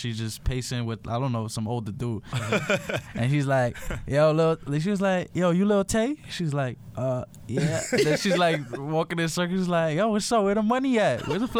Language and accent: English; New York City, New York, United States; also born or lived in Virginia; Yeah, I was born and raised in the Bronx, but I went to Virginia for a year for my freshman year of high school. Mm. So I was away. I was living with my aunt and uncle.